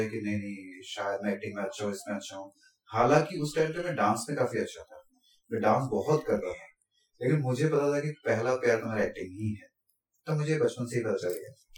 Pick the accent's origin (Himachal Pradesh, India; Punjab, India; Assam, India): Assam, India; moved away as an adult; also born or lived in Pune; now in Mumbai, India; मैं तो आसाम से हूँ